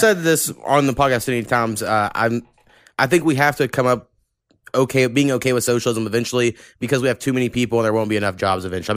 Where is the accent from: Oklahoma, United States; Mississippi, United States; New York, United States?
Oklahoma, United States; I grew up in Oklahoma